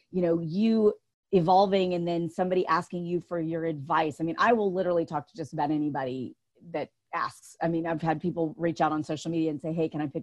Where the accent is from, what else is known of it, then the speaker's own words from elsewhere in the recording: the South, United States; I grew up in the South.